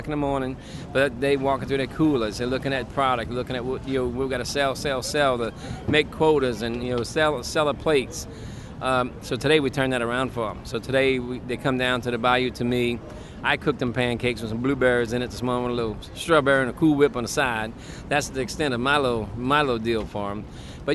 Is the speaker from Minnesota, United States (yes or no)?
no; Barataria, Louisiana, United States; born and raised down here in the bayou